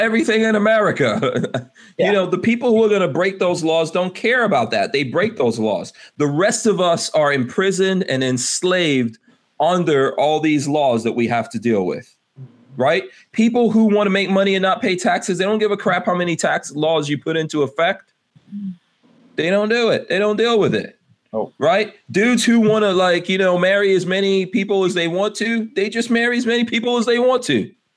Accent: New York City, New York, United States; I grew up in Far Rockaway, right, New York.

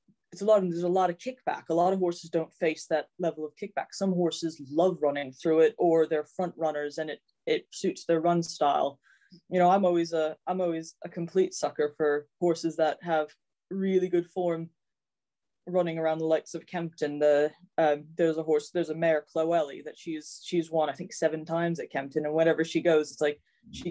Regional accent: United States; moved away as an adult; now in United Kingdom; growing up in the States

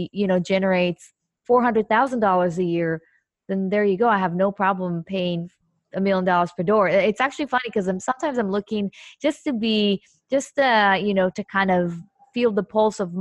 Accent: Israel; moved away; I'm originally from Israel

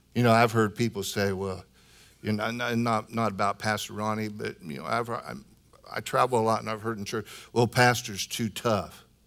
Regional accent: Illinois, United States; moved away; from Illinois, my home state

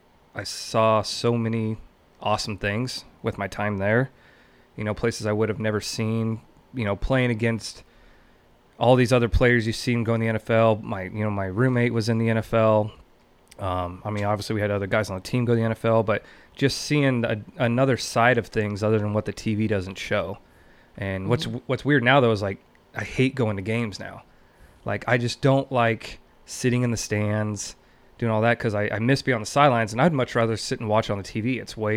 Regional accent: McCook, Nebraska, United States; also born or lived in Kearney; So I was born in Kearney because my parents lived in Mason City, Nebraska.

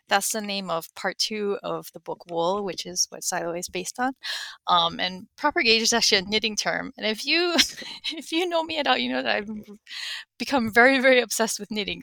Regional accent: Honolulu, Hawaii, United States; I am from Honolulu, Hawaii.

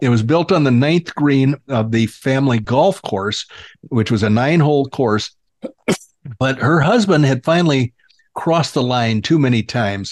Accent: Illinois, United States; now in Arizona, United States; I was raised in Illinois

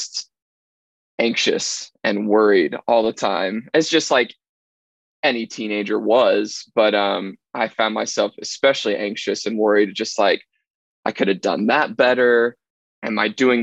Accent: Carmel, Indiana, United States; I grew up right here in Carmel

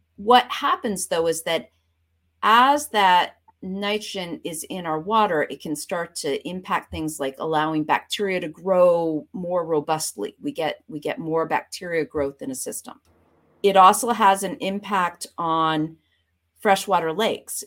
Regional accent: Vermont, United States; moved away as an adult; also born or lived in Boston / Florida Keys / Oregon; now in Connecticut, United States; I grew up, uh, in Vermont, right on the Canadian border.

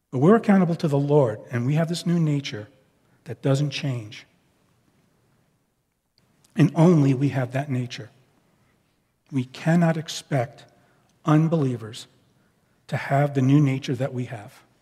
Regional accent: Northeast, United States; it was like old, old hometown week when we were, we were together because those of us from the Northeast, we kind of think in similar ways.

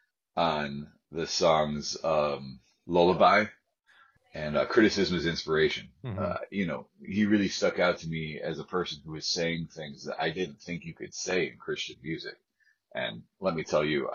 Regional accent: Ithaca, New York, United States; I'm from the Ithaca area of New York, Finger Lakes region

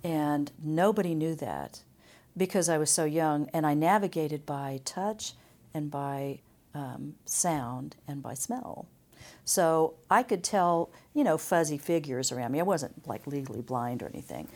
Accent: Emporia, Kansas, United States; born or raised there; also born or lived in Topeka

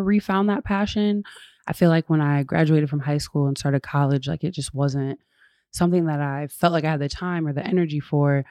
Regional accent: West Michigan, United States; now in Grand Rapids, United States; I grew up in West Michigan

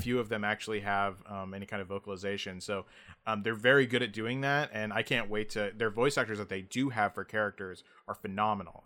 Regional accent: United States; as an American

